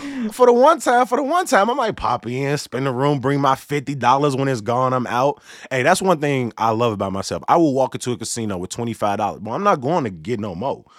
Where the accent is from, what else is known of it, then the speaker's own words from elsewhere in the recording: Chicago, Illinois, United States; Growing up on the South Side